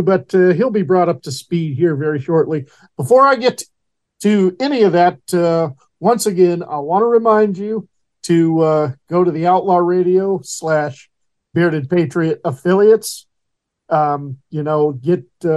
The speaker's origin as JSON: {"language": "English", "town": "Horseshoe Bend", "region": "Idaho", "country": "United States", "tie": "born or raised there", "said": "my hometown of Horseshoe Bend, Idaho"}